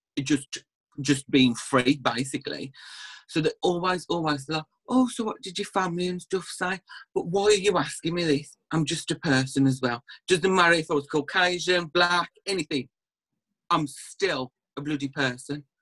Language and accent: English; Birmingham area, Black Country, West Midlands, United Kingdom; accent: Black Country; you can probably tell from the accent I'm from like the West Midlands, Birmingham kind of area, black country